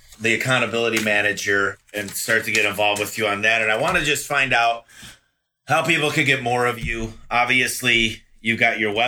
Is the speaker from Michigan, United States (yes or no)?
yes; Michigan, United States; growing up in Michigan